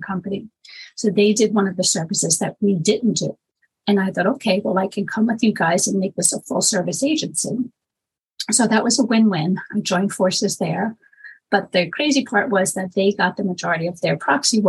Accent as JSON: {"language": "English", "town": "New York City", "region": "New York", "country": "United States", "tie": "born or raised there", "moved": "as an adult", "lives_now": "Long Island, United States", "said": "I'm born and raised in Manhattan, but for the past 20 years now, I'm in Long Island"}